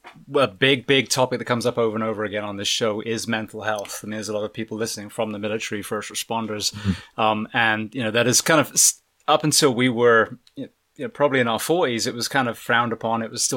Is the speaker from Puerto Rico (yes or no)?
no; Corsham, South West England, United Kingdom; I grew up in Corsham, so that's outside Bath, so just down the road.